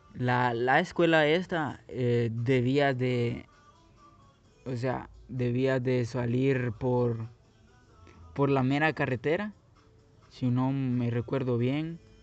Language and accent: Spanish; Guatemala City, Guatemala Department, Guatemala; moved away; Yo soy nací, crecí en Guatemala. Sí, soy de Guatemala, soy guatemalteco, soy chapín.